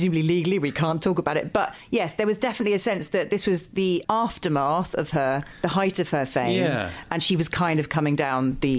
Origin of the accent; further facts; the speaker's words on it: England, United Kingdom; because I grew up in the Midlands for most of my childhood when we finally stopped moving house.